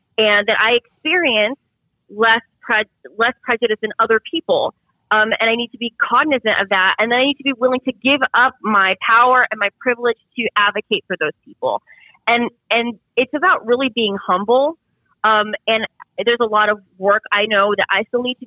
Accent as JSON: {"language": "English", "region": "Central Florida", "country": "United States", "tie": "born or raised there", "said": "I grew up for most of my childhood thoroughly middle class, and those in a small town in Central Florida"}